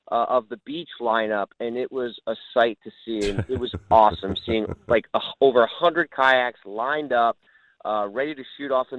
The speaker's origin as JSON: {"language": "English", "region": "New Jersey", "country": "United States", "tie": "born or raised there", "said": "New Jersey, my home state"}